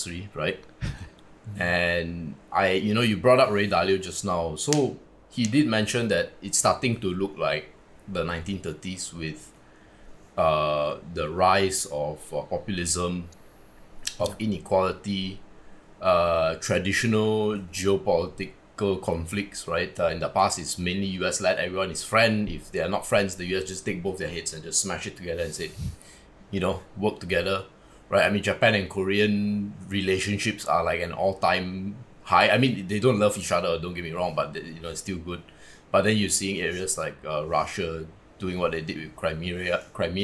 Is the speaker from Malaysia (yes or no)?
yes; Malaysia; we're all Malaysian